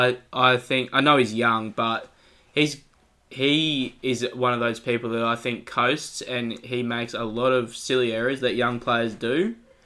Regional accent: Queensland, Australia; I'm biased as a Queenslander

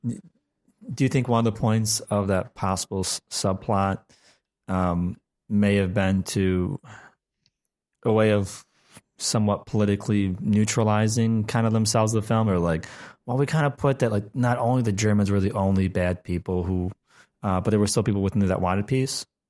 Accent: United States; as an American

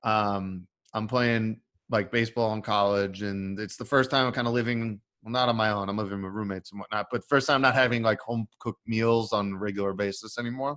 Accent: New York, United States; I'm from New York. Both my parents from Brooklyn. Like both Brooklyn Italian family

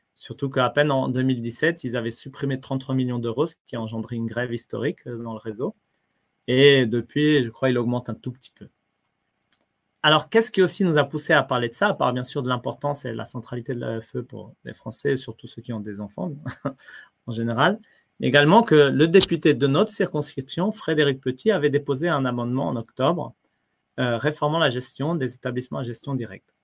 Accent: France; moved away; en tant que Français, non, pour nous, c'est un principe, l'école gratuite, laïque, obligatoire. On apprend ça tout petit.

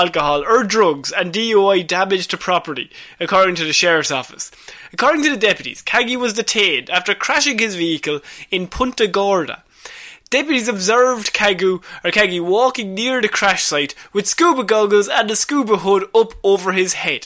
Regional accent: Ireland; We're Irish

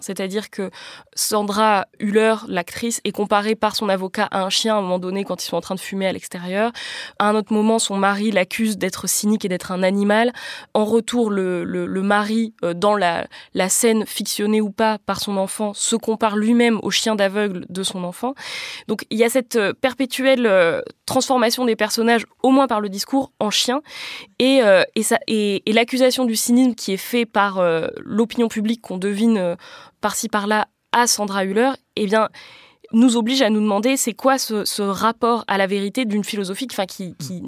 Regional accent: France; à nous, en tant que Français et Françaises

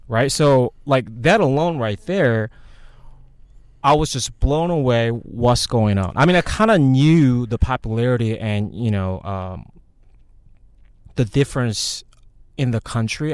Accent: South Korea; moved away; When I grew up in Korea

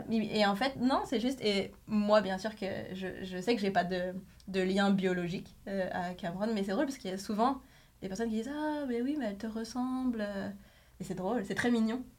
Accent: France; moved away as an adult; now in Quebec, Canada; je venais de France, enfin je viens de France

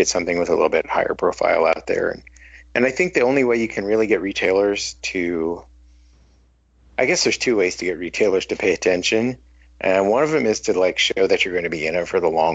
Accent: Midwest, United States; I'm from the Midwest

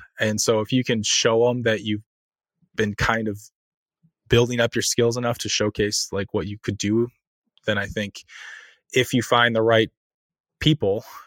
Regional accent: Iowa, United States; moved away; I'm from Iowa originally

